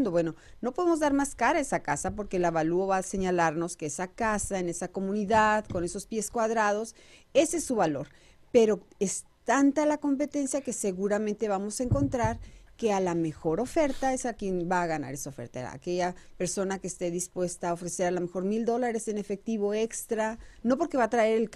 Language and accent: Spanish; Mexico; now in United States; información oportuna para todos los que somos nuevos aquí en Estados Unidos. Sí, también porque eso también eh, venimos de México con esa inquietud de llegar y comprar casa